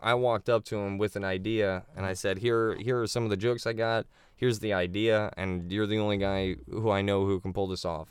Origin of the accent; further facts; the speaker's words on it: Naples, Florida, United States; now in Orlando, United States; I was born and raised in Naples, where they play golf and take Oxycons